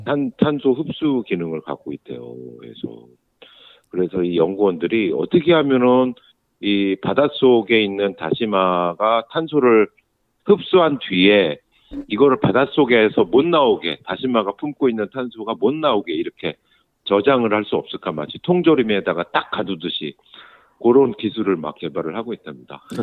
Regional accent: Seoul, South Korea; now in Gyeonggi Province, South Korea; 서울 사람이 서울에 서울 아이가 이제 경기도로 이제 학교를 왔다 갔다 하다 보니까

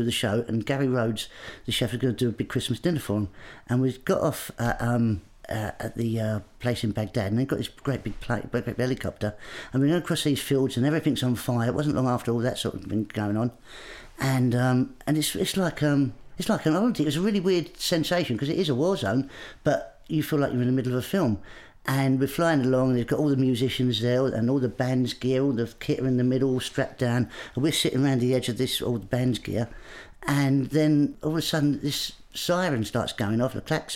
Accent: Grays, East of England, United Kingdom; I grew up in Essex in Grays.

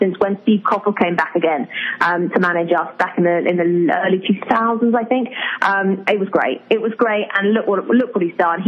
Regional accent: England, United Kingdom; I'm really proud of being English

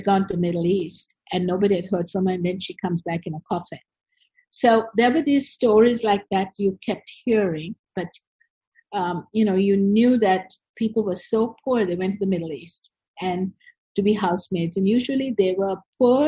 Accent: Sri Lanka; also born or lived in United States; I'm from Sri Lanka. I was born here, and I grew up here

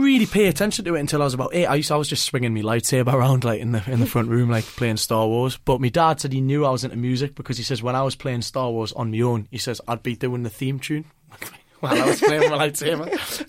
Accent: North Shields, North East England, United Kingdom; I'm from North Shields

